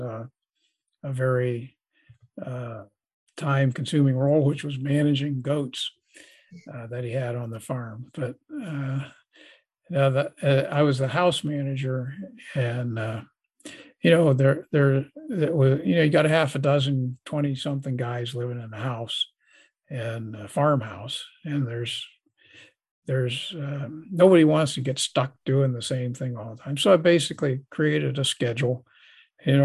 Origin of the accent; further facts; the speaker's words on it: Columbus, United States; my hometown of Columbus